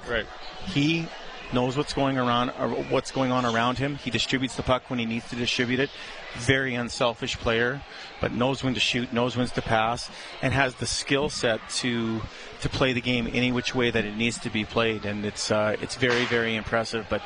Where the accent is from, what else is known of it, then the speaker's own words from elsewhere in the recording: Edmonton, Alberta, Canada; I'm born and raised in Edmonton, Reid. This is my town